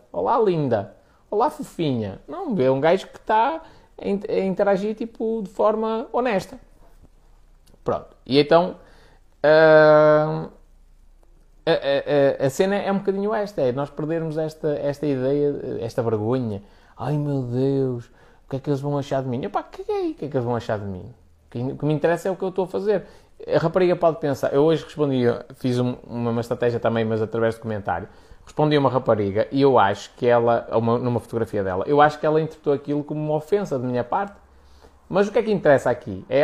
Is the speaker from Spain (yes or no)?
yes; Spain; Portuguese is a second language; olha, sou espanhol e eu quero-te fazer, quero perguntar aqui algumas coisas de cariz profissional